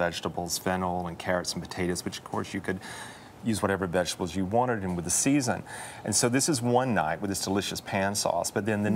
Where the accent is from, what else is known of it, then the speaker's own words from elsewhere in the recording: Alabama, United States; it was the cookbook in the house when I was growing up in Alabama